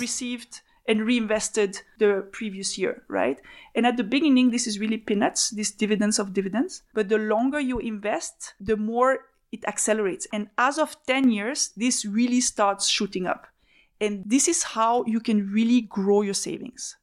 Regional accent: Switzerland; moved away as an adult; also born or lived in Belgium; So I'm a Swiss citizen. I grew up in Switzerland.

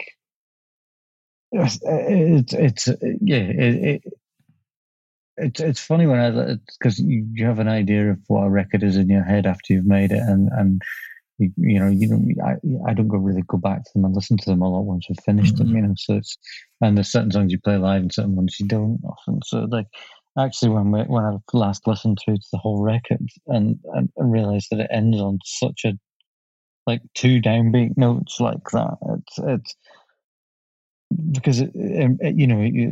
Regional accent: Leeds, Yorkshire and the Humber, United Kingdom; now in Scotland, United Kingdom; I grew up in Leeds.

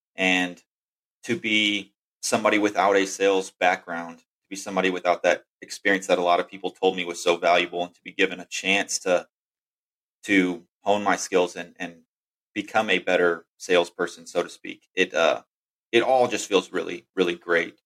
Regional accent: Texas, United States; I was uh, born and raised in Texas.

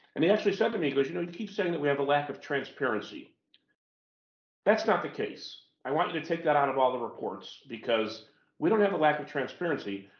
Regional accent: United States; as an American

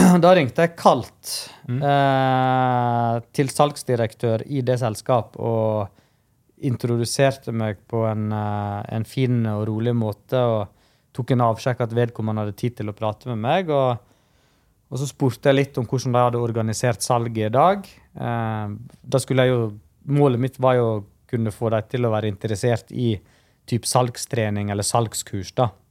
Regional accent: Stryn, Vestland, Norway; also born or lived in India; jeg er adoptert fra India, da, så jeg har jo ei historie der jeg kjøpte med safran fra India og gikk rundt og solgte det på de lokale restaurantene i Stryn

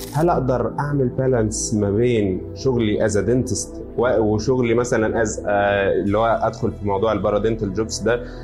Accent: Egypt; عندنا في مصر

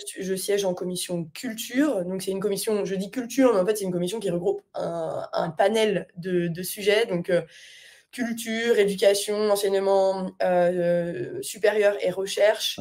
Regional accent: France; moved away; sans avoir vécu en France depuis un certain nombre d'années

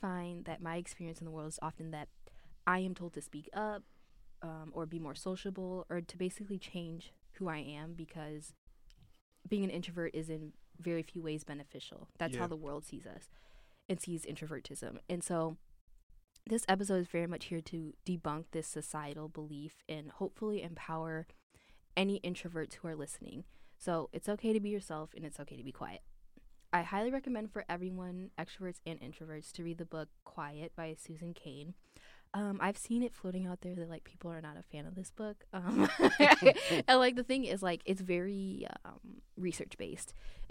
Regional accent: Chicago, Illinois, United States; And I grew up in Chicago, in the Chicagoland area, so it's I'm used to it being cold.

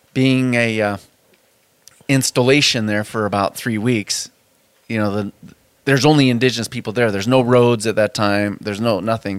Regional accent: Spokane, Washington, United States; I grew up on the South Hill of Spokane

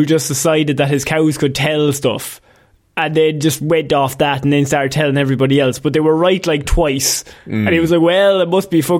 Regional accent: Ireland; You can tell we're from Ireland where it's just fields.

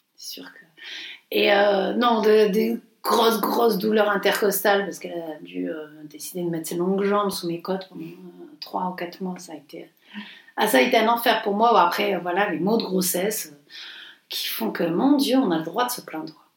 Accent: Montpellier, Occitania, France; moved away; on est provincial, on est de Montpellier

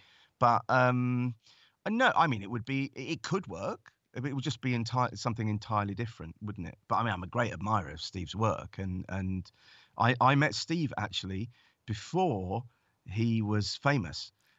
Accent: Stanmore, London, United Kingdom; she grew up in Golders Green, then I grew up in Stanmore, and she now lives in Hertfordshire.

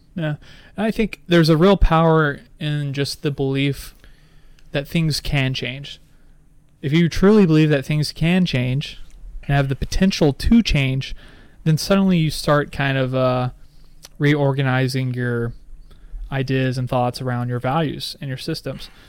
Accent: United States; as American

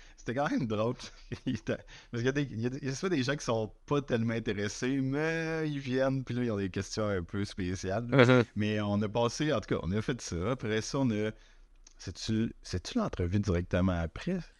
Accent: Chicoutimi, Quebec, Canada; moved away; quand j'étais petit à Chicoutimi

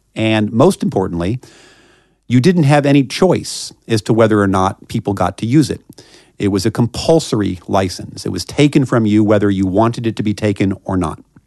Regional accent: Kansas City, Missouri, United States; moved away as an adult; now in Washington, D.C., United States; I, uh, grew up in Kansas City, Missouri

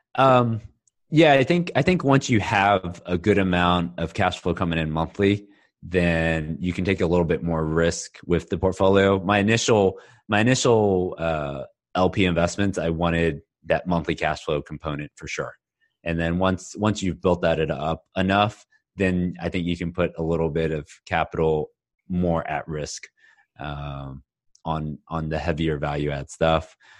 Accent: Houston, Texas, United States; also born or lived in Austin; now in Dallas, United States; I was born and raised in Houston, went to school in Austin, and I've been in Dallas for twelve years now.

